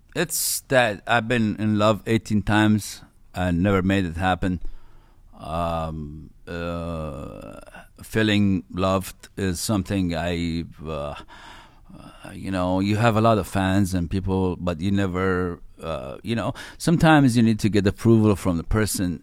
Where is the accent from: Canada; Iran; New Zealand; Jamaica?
Iran; I was born in Iran and I grew up in the nineties in Iran